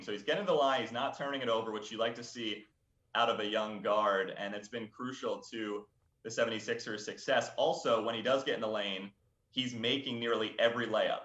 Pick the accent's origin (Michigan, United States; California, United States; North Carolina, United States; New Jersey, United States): New Jersey, United States; I'm from South Jersey, grew up around Eagles fans.